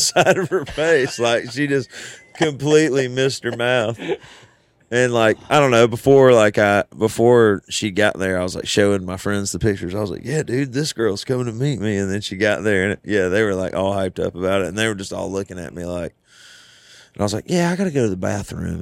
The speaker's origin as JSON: {"language": "English", "region": "the South", "country": "United States", "lives_now": "Nashville, United States", "said": "I'm from the South"}